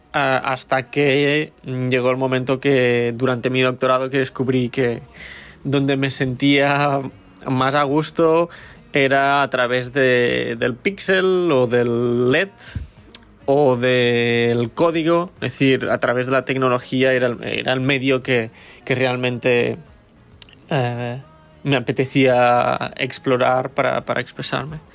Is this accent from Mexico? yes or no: no; Lleida, Catalonia, Spain; now in Berlin, Germany; soy de Lleida, pero ahora vivo en Berlín